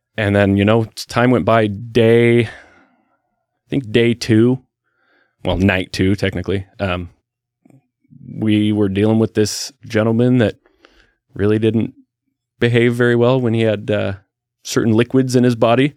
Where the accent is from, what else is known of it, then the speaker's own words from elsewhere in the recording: Salem, Oregon, United States; I was born in Salem, raised in Salem, went to school in Salem all through uh, elementary school